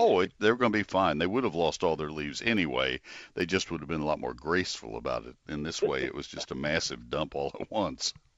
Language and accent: English; College Station, Texas, United States; I grew up in College Station, and I made a, a living as a high school kid